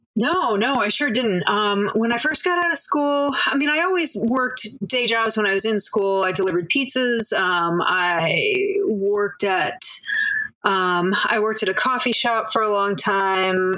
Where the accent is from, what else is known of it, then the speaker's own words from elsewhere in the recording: Manchester, Connecticut, United States; moved away as an adult; also born or lived in Baltimore, Maryland / Chicago, Illinois / New York; now in Brooklyn, New York, United States; I grew up in Manchester, Connecticut